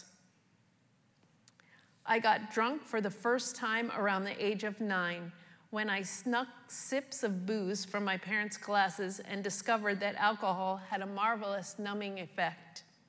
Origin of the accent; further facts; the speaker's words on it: New York, United States; I was born and raised in New York with both parents, two older brothers, and one younger sister.